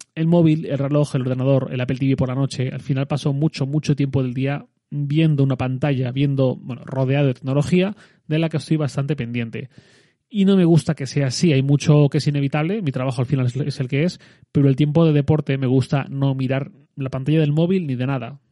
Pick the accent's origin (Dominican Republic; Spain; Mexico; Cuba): Spain; Valencian Community; soy valenciano